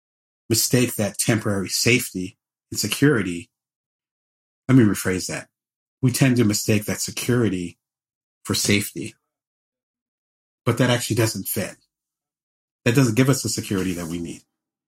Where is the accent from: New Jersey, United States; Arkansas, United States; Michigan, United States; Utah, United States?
New Jersey, United States; Atlantic City; now in Las Vegas, United States; I'm originally from Atlantic City. I live in Las Vegas now